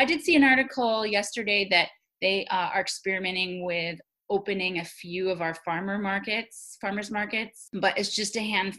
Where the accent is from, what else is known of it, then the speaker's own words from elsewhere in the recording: United States; I'm Taiwanese American, like, and Taiwan's doing one of the best worldwide.